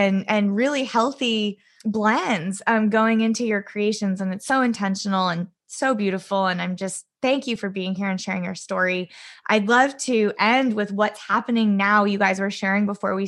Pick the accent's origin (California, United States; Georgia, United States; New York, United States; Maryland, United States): California, United States; also born or lived in East Coast; I grew up in California. I was born on the East Coast, but I grew up here